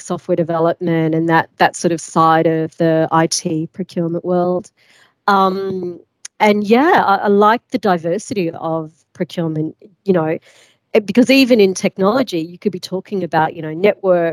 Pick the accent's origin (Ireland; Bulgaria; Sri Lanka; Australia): Australia; moved away as an adult; also born or lived in London; I'm from Australia